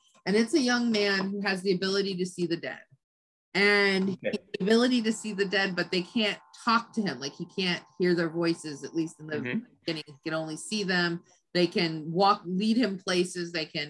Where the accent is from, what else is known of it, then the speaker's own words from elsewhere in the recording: California, United States; I grew up in Southern California.